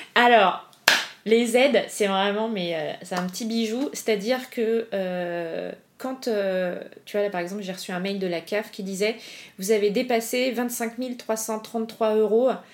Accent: Paris, Île-de-France, France; also born or lived in Argentina; je suis parisienne, mes parents habitent pas loin de chez moi

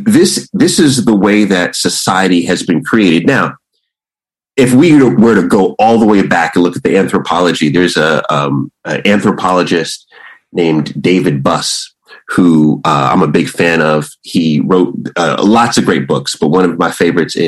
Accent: Jamaica; also born or lived in Washington, D.C. / Istanbul; I'm Jamaican

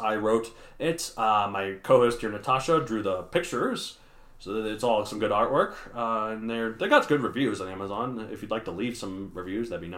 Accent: Texas, United States; I grew up in Texas

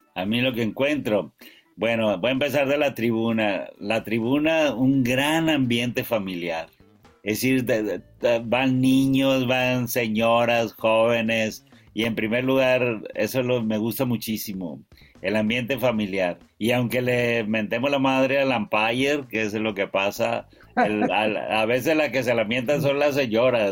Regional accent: Mexico; yo soy mexicano y soy prieto

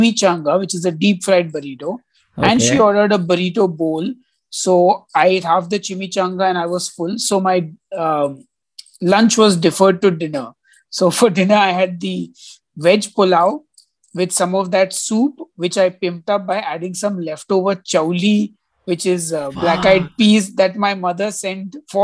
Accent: India; as an Indian citizen

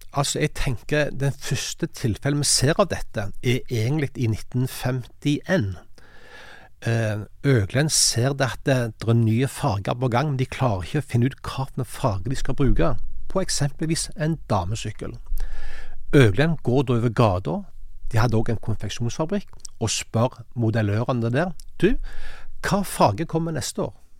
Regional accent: Sandnes, Rogaland, Norway; Jeg kommer fra Hana utenfor Sandnes

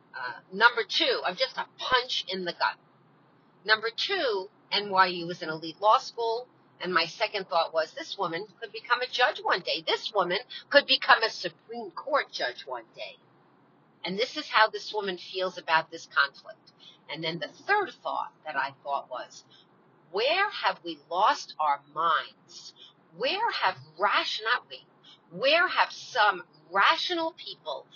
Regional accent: United States; I'm an American. I love this country. This is my homeland

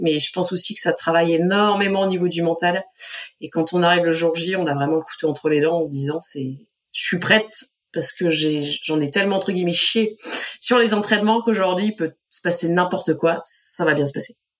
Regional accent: Pas-de-Calais, Hauts-de-France, France; moved away as an adult; ma région du Pas-de-Calais

